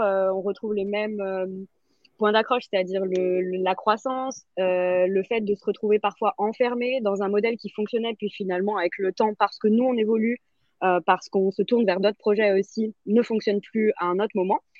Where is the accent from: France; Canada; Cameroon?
France; chez nous en France